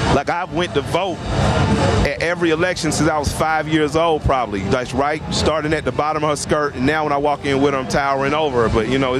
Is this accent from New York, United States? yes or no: no; Atlanta, Georgia, United States; I'm from the Adamsville section of Atlanta.